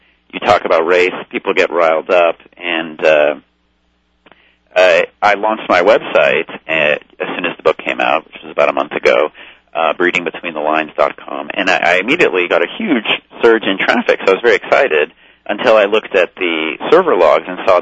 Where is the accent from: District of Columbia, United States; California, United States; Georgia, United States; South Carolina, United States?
California, United States; Los Angeles; I grew up in Los Angeles and had very liberal parents.